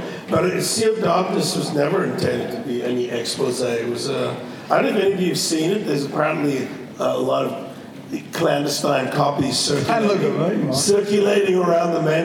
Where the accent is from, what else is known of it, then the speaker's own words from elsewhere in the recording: Cape Town, Western Cape, South Africa; moved away as an adult; also born or lived in London; I grew up in South Africa because my mother went to live down there after the war